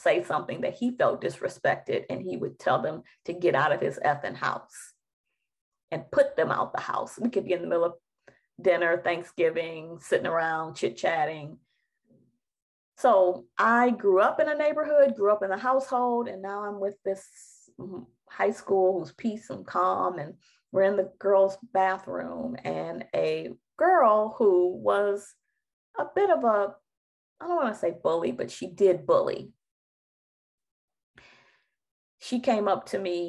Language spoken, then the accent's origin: English; Detroit, Michigan, United States; I'm in high school and I'm from Detroit. And the neighborhood that I grew up